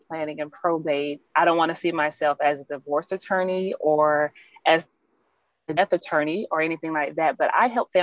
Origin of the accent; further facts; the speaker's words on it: Alabama, United States; accent: twang; also born or lived in Michigan; now in Texas, United States; I actually went to school in Michigan, but I'm originally from Alabama.